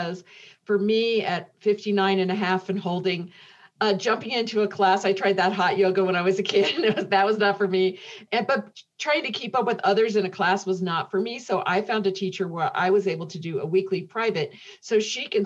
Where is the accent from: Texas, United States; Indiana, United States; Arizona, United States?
Indiana, United States; growing up in Indiana, in the Midwest